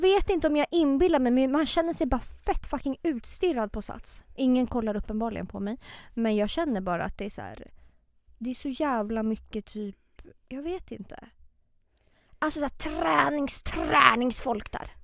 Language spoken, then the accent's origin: Swedish; Botkyrka, Stockholm County, Sweden; now in Stockholm, Sweden; jag är uppväxt i Botkyrka.